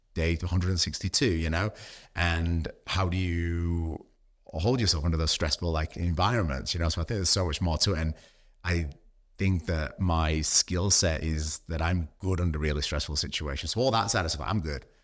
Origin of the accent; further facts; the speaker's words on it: United Kingdom; now in Australia; being British